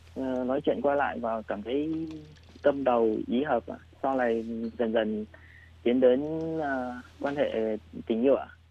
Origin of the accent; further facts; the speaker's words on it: Định Hóa, Thai Nguyen, Vietnam; moved away as an adult; now in Taiwan; em sinh ra từ vùng quê lúa Thái Bình nhưng mà em lớn lên lại ở vùng đất chè Thái Nguyên ạ. À? À. Em ở ở Định Hóa Thái Nguyên